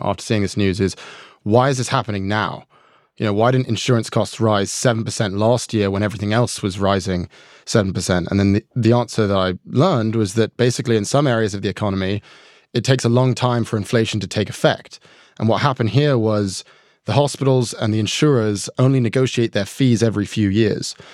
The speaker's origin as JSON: {"language": "English", "region": "New York", "country": "United States", "tie": "born or raised there"}